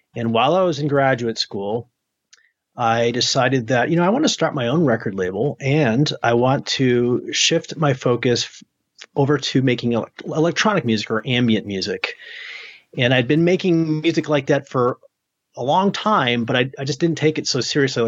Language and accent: English; New Hampshire, United States; moved away; also born or lived in Maine; I grew up in the Northeast in New England, in New Hampshire, in Maine